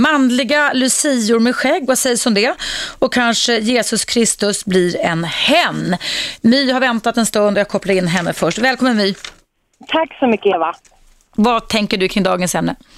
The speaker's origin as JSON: {"language": "Swedish", "town": "Stockholm", "region": "Stockholm County", "country": "Sweden", "tie": "born or raised there", "said": "Jag, jag var uppvuxen utanför stan i Skärholmen."}